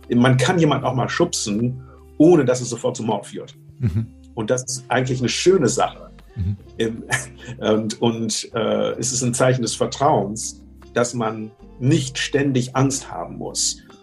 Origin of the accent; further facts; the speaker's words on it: Germany; moved away; also born or lived in United States; komme ich zurück nach Deutschland, mein Heimatland